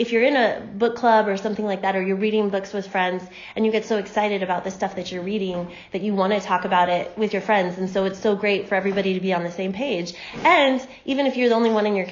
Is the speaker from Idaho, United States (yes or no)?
yes; Moscow, Idaho, United States; I was born and raised in Moscow